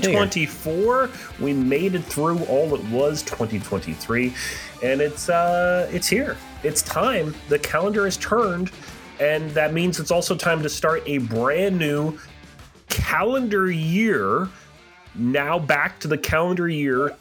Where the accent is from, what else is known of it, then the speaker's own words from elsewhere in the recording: southern New Hampshire, United States; I grew up just north of you in southern New Hampshire.